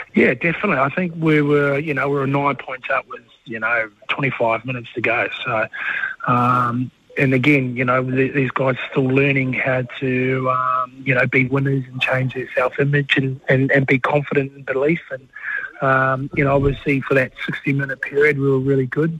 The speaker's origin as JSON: {"language": "English", "country": "New Zealand", "said": "I'm the Kiwi"}